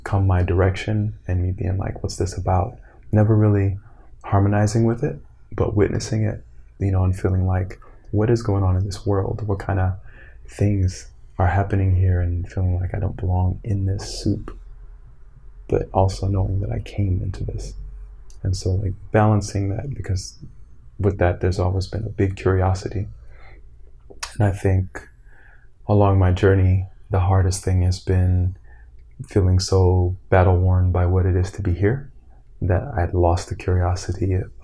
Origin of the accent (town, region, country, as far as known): Florida, United States; born or raised there; moved away as an adult; also born or lived in Brooklyn, New York / Evanston, Illinois